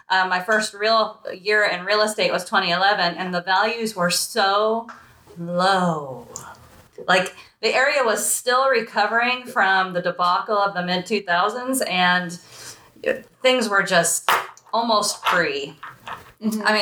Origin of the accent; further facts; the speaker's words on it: California, United States; I was an only child born in California.